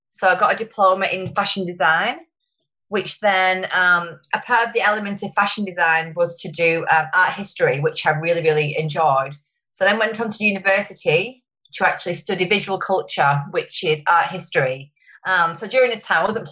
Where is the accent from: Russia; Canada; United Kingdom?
United Kingdom; Wigan, North West England; moved away as an adult; now in Sunshine Coast, Australia; I moved here 8.5 years ago from a town in called Wigan in the UK.